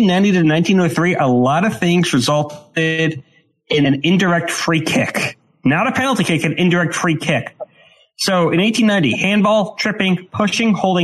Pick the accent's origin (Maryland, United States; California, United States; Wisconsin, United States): Maryland, United States; I am from Maryland. I'm north of D.C.